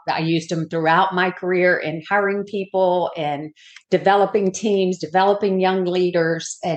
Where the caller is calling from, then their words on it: Daytona Beach, Florida, United States; I am coming from Daytona Beach, where it's not so sunny today.